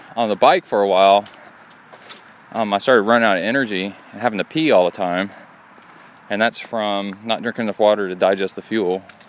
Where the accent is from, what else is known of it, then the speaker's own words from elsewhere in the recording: Appalachia, United States; I guess it's all where you're from, because I grew up in the Appalachian, like, Smoky Mountain area.